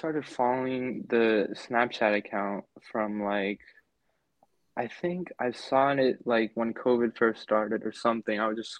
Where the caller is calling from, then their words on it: Miami, Florida, United States; I'm calling from Miami, Florida.